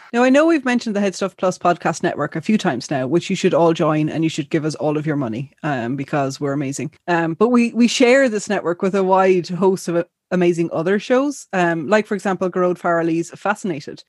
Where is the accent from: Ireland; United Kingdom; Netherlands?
Ireland; I had Irish, you know, growing up, but we would never have spoken it much in the home